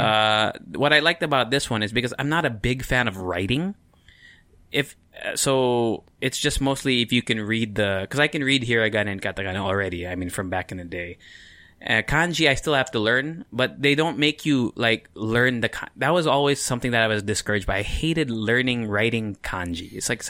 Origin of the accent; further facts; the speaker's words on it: Japan; I grew up in Japan.